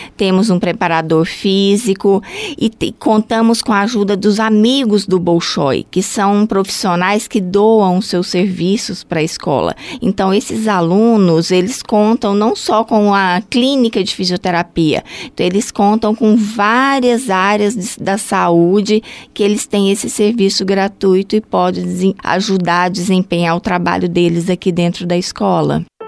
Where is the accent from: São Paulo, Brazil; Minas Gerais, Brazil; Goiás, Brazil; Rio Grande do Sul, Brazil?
Goiás, Brazil; Goiânia; moved away as an adult; now in Joinville, Brazil; eu sou de Goiânia